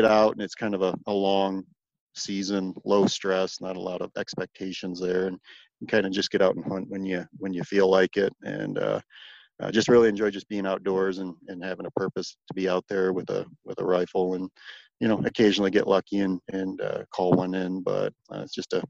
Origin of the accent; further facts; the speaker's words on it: Michigan, United States; And again, growing up in Michigan, I spent a bunch of time walleye fishing.